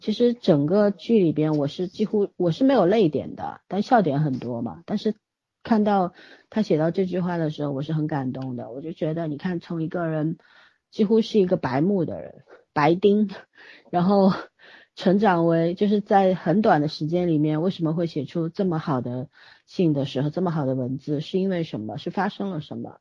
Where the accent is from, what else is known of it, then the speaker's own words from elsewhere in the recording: China; 作为中国人来说，对文学是不陌生的